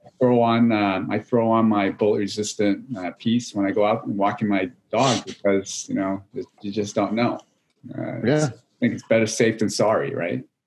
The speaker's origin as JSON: {"language": "English", "region": "New Hampshire", "country": "United States", "tie": "born or raised there", "also_born_or_lived": "California", "moved": "as an adult", "said": "I grew up actually in New England, in New Hampshire"}